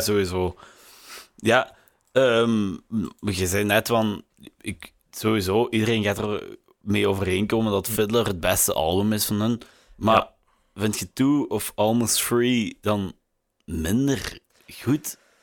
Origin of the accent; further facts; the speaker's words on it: Limburg, Flanders, Belgium; als Limburger